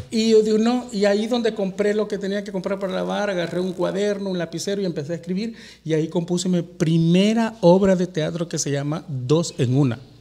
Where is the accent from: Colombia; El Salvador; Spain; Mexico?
El Salvador; moved away; mi tierra. Pero no exactamente mi tierra, mi, pulgarcito de América